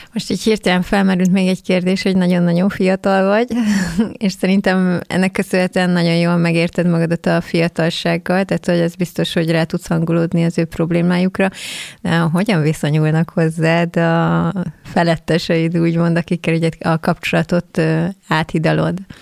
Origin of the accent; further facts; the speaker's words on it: Keszthely, Zala, Hungary; mi ugye Xénivel keszthelyiek vagyunk